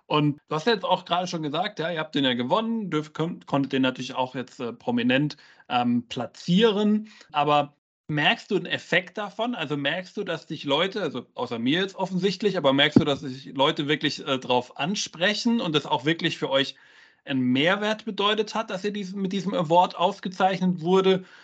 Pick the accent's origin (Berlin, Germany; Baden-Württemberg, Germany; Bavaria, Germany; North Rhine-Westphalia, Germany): North Rhine-Westphalia, Germany; Werl; Die erste Turmkiste steht in Werl, ist mein Geburtsort.